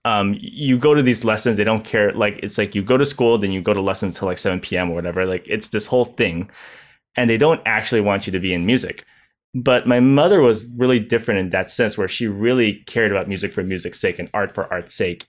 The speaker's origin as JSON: {"language": "English", "country": "United States", "said": "I am Chinese American"}